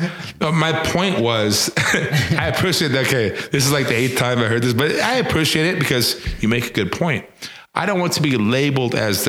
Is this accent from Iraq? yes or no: no; Panama; also born or lived in Venezuela; But I grew up in Panama, and I grew up in Venezuela. Specifically in Panama, in Central America, in 1989, it was in junior high.